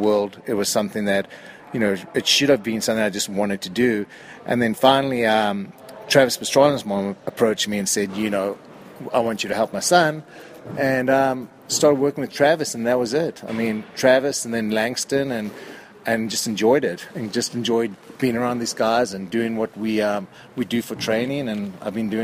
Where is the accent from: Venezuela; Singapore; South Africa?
South Africa; moved away as an adult; now in United States; I grew up in South Africa and grew up racing motocross back in the day